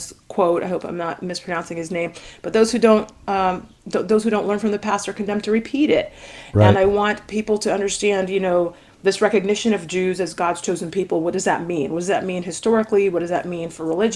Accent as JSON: {"language": "English", "country": "Jamaica", "said": "I'm Jamaican. And so, you know, Jamaica is a little island in the Caribbean"}